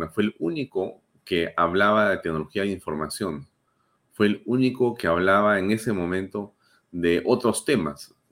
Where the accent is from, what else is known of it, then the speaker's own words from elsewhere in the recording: Peru; yo también creo, como muchos peruanos y como muchos apristas, sin duda, que ha sido una gran pérdida para el país